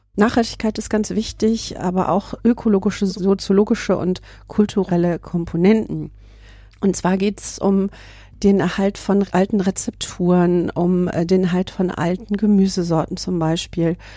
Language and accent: German; North Rhine-Westphalia, Germany; wir sind Rheinländer